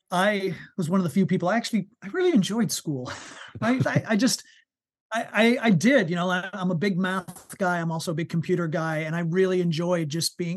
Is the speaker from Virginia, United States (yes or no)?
no; New York, United States; Uh, and I was born and brought up on the East Coast of the United States. So born and raised in New York to begin with.